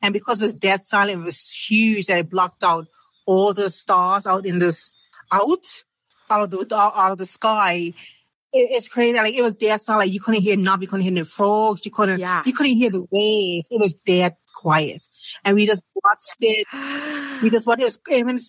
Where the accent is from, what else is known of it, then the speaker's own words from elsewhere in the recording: Bermuda; from Bermuda.